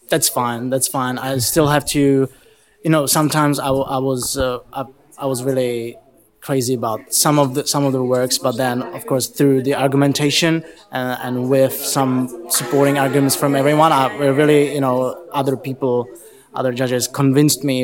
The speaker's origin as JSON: {"language": "English", "region": "Prague", "country": "Czechia", "said": "I'm from Prague."}